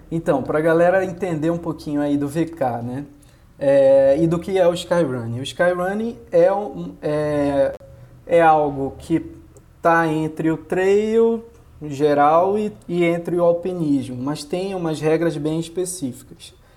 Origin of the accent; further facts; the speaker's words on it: Belém, Pará, Brazil; moved away as an adult; now in Rio de Janeiro, Brazil; eu sou de Belém, que não é um lugar que, que tem montanha, né? Belém é no meio da Amazônia lá